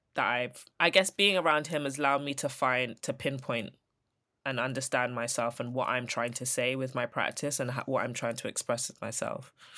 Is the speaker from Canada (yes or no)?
no; London, United Kingdom; I'm from Elephant, so I'm a South Londoner.